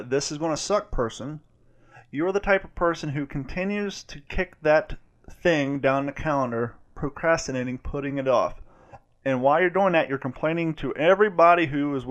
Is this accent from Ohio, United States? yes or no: yes; Columbus, Ohio, United States; I grew up in Columbus